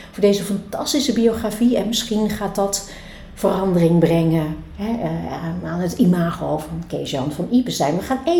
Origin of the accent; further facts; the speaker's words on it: Friesland, Netherlands; Eh, nou, in Friesland is het heel erg